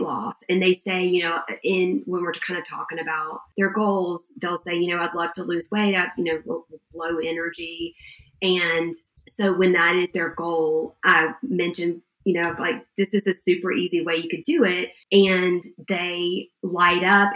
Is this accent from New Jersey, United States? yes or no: no; Georgia, United States; we're from Georgia